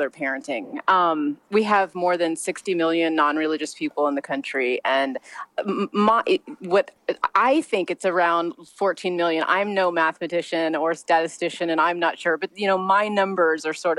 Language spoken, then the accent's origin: English; Missouri, United States; moved away as an adult; now in Long Beach, United States; I was raised in a very small town in Missouri